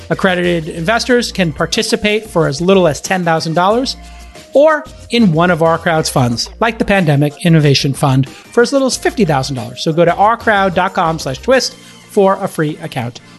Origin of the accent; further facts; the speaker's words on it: Cape Town, Western Cape, South Africa; growing up in Cape Town, you, you grow up on the water and you grow yeah. up uh, kind of like the water is a big part of the of your life.